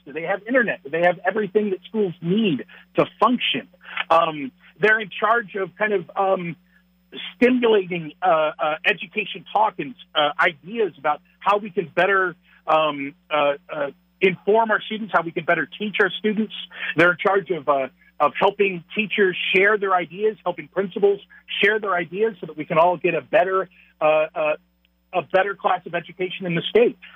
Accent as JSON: {"language": "English", "region": "Texas", "country": "United States", "tie": "born or raised there", "moved": "as an adult", "lives_now": "La Crosse, United States", "said": "I am a Texan. I was born and raised in Texas, um, but we moved. Uh, my wife and I moved up north"}